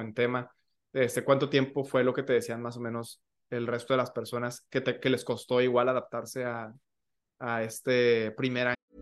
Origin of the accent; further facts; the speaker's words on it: Michoacán, Mexico; yo no soy de Ciudad de México, este, soy, soy de Michoacán